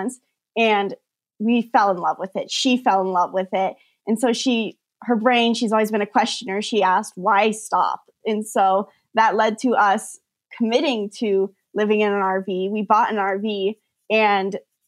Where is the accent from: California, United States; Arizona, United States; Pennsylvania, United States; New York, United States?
California, United States; San Diego; moved away; they decided to start a gymnastics studio in San Diego. That's my hometown where I've always lived.